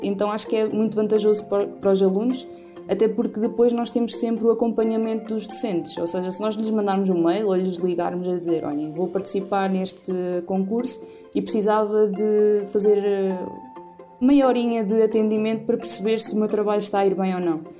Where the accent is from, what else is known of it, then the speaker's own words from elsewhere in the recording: Oliveira do Bairro, Aveiro District, Portugal; sou natural da Silveira, Oliveira do Bairro